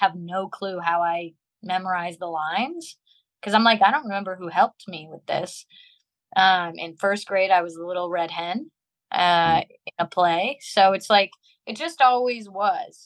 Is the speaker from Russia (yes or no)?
no; Long Beach, California, United States; my birth certificate says I'm from Long Beach, California